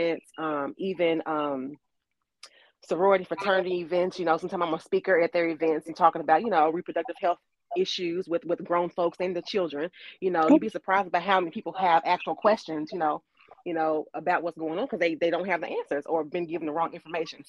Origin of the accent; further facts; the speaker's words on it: Louisville, Kentucky, United States; moved away as an adult; also born or lived in DMV area (DC, Maryland, Virginia); now in Washington metro area, United States; I'm originally from Louisville, Kentucky, and I've recently moved up to the DMV area